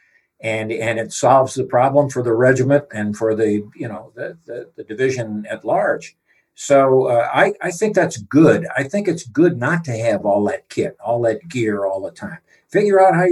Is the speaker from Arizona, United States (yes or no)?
no; southeast Missouri, United States; I grew up in the south central part of the United States in Missouri, southeast Missouri